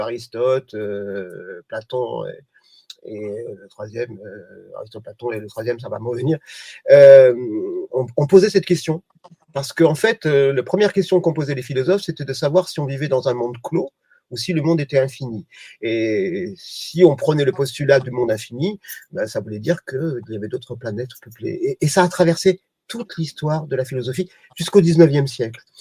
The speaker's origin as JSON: {"language": "French", "region": "Provence-Alpes-Côte d'Azur", "country": "France", "said": "je suis provençal"}